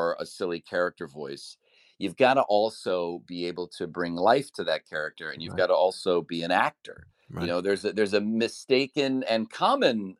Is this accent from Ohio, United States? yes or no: yes; Cleveland, Ohio, United States; I grew up in Cleveland